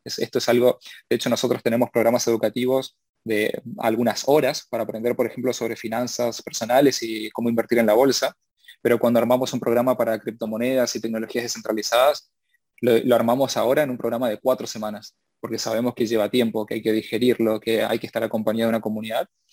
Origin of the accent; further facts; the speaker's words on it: Argentina; yo soy argentino